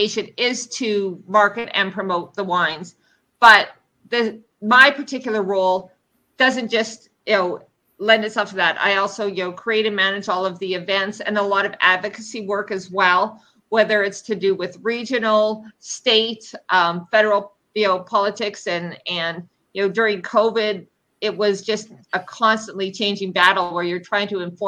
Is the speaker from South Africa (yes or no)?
no; Canada; I'm Canadian.